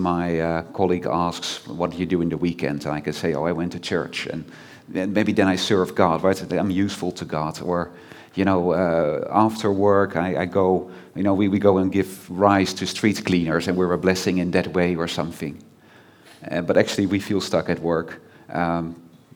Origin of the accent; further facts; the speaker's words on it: Netherlands; I'm from the Netherlands